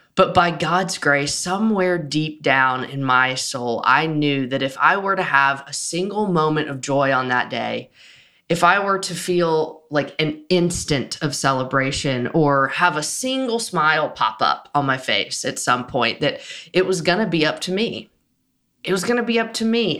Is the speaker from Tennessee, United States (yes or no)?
yes; Nashville, Tennessee, United States; I grew up in Nashville.